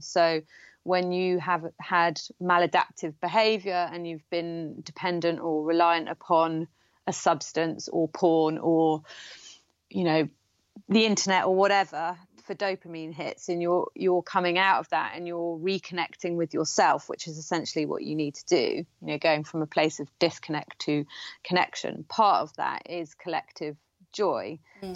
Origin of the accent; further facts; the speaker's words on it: Gloucestershire, South West England, United Kingdom; near where I grew up in in Gloucestershire